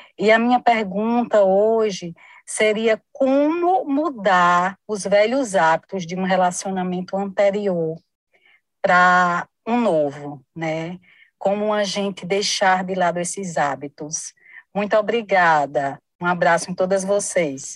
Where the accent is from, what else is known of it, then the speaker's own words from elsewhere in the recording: Mossoró, Rio Grande do Norte, Brazil; sou daqui de Mossoró, no Rio Grande do Norte